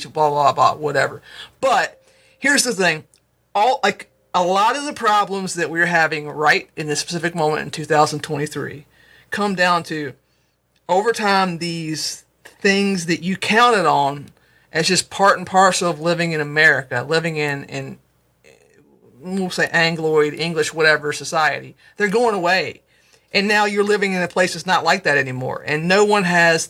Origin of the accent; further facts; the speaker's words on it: United States; I'm an American